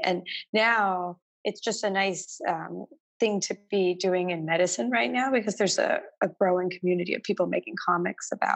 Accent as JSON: {"language": "English", "region": "Texas", "country": "United States", "tie": "born or raised there", "also_born_or_lived": "Massachusetts / Providence", "moved": "as an adult", "lives_now": "New York, United States", "said": "I'm from Texas"}